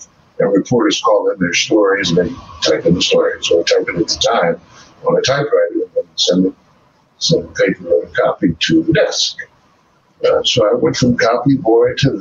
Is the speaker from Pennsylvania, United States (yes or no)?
no; Washington, District of Columbia, United States; moved away as an adult; also born or lived in South Africa; I was born and raised in Washington, D.C., except for the 20 years